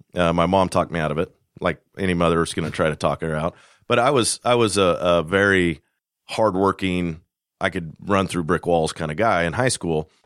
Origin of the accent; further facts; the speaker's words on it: Kansas, United States; moved away; I'm from Kansas originally